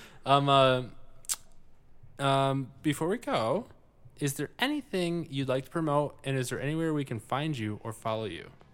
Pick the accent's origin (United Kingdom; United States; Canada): United States; I grew up living in America, the best country in the world.